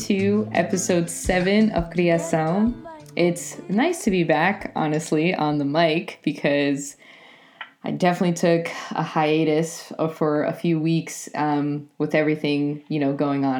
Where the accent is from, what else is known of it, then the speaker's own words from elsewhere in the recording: Providence, Rhode Island, United States; moved away as an adult; also born or lived in Spain / Portugal; Providence is, you know, it's my hometown. It's where I was born and raised